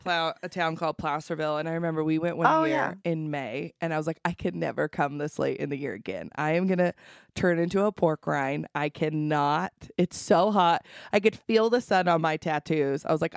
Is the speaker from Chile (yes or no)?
yes; Chile; moved away; When I grew up in Chile